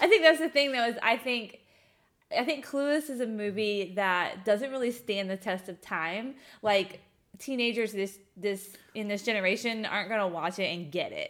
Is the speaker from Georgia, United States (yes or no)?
yes; Augusta, Georgia, United States; I grew up in Augusta, Georgia